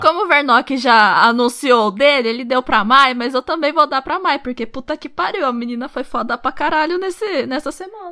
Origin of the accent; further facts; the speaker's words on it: Brazil; Eu sou brasileira, só que todo mundo me chama de ja, de japa, de japonesa.